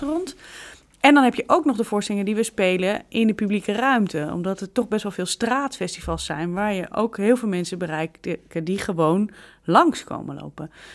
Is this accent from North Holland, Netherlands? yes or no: yes; Amsterdam, North Holland, Netherlands; Ik ben een Amsterdamse.